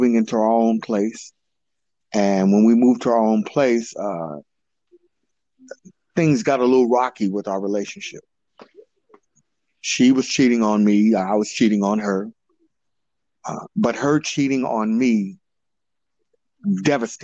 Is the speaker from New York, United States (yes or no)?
no; Oakland, California, United States; I grew up in Oakland, California, mostly in East and West Oakland